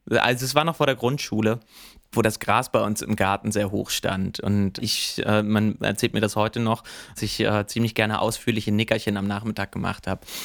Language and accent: German; about ten kilometres from Lüneburg, Lower Saxony, Germany; Das war so zehn Kilometer weg von da, wo ich aufgewachsen bin.